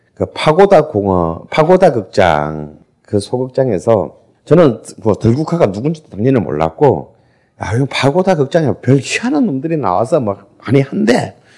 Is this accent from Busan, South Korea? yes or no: yes; Busan, South Korea; 저도 부산 사람인데